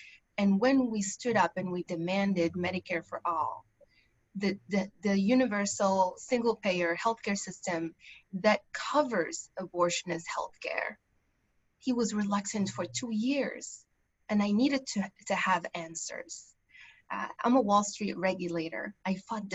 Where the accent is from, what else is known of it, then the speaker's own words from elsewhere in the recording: Morocco; now in United States; I grew up in Morocco